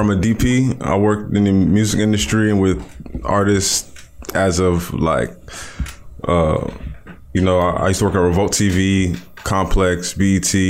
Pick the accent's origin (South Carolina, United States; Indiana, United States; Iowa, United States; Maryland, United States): Maryland, United States; Montgomery County; moved away as an adult; also born or lived in Frederick, Maryland; now in New York, United States; I'm originally from Montgomery County, Maryland, and then I moved to Frederick, Maryland for high school